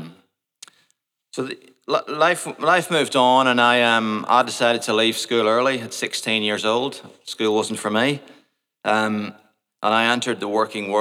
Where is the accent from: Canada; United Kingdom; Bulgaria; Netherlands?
United Kingdom; Portadown, Northern Ireland; moved away; also born or lived in Port Noarlunga, Australia; I was born in Portadown, which is a town in the north of Ireland, in 1973.